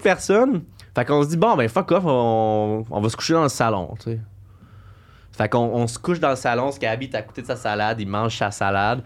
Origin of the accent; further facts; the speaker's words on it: Coaticook, Quebec, Canada; je viens de Kwaticook, un coin très chasseur